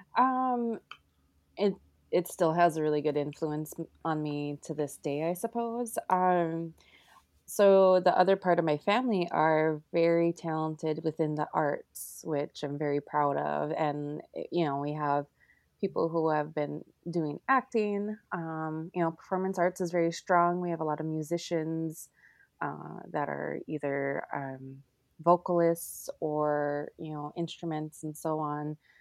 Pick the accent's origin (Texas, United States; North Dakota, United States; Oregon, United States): North Dakota, United States; Turtle Mountains; I grew right up in the center of Turtle Mountains